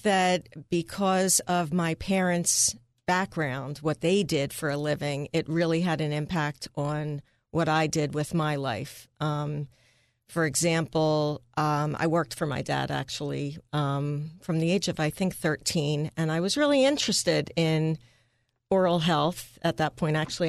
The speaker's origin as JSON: {"language": "English", "town": "Bell's Corner", "country": "United States", "tie": "born or raised there", "said": "Well, as you said, I grew up in Bell's Corner, far greater Northeast, where my mom was a teacher at the local elementary school"}